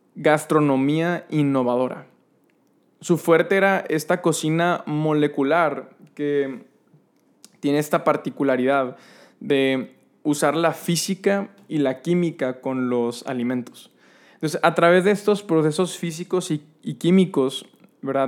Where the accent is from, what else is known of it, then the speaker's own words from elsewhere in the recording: San Nicolás de los Garza, Nuevo León, Mexico; mi infancia en Fuentes de Anáhuac, allá en San Nicolás